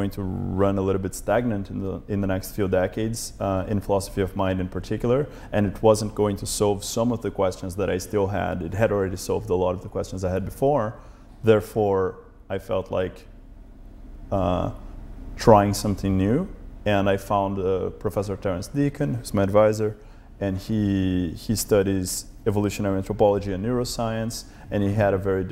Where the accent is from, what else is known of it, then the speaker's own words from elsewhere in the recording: São Paulo, Brazil; now in Berkeley, United States; growing up in Brazil, I was born in São Paulo, and it's a very big city